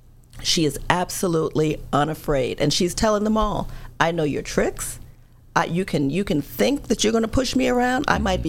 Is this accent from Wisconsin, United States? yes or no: no; South Carolina, United States; accent: Southern; also born or lived in New York; But I grew up almost every summer of my life on a farm in South Carolina. I went to high school in South Carolina.